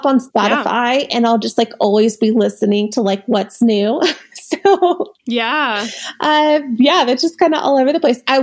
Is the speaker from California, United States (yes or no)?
no; Missouri, United States; moved away; I'm from Missouri.